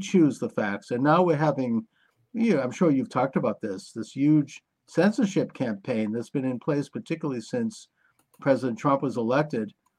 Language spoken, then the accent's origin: English; United States; as an American